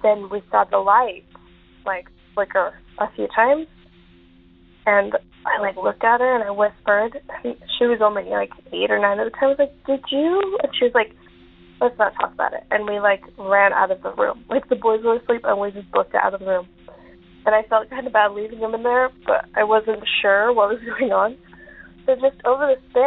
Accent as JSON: {"language": "English", "region": "Utah", "country": "United States", "moved": "yes", "said": "I'm originally from Utah, so I was in Utah at the time"}